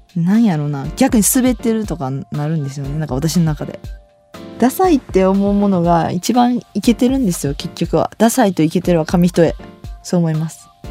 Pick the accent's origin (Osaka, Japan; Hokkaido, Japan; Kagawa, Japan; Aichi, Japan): Osaka, Japan; 私大阪なんで毎週土曜日やっててそれ見て育ってきた